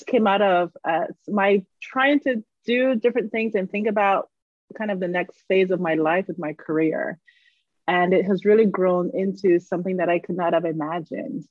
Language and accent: English; Barbados; moved away as an adult; I grew up in Barbados.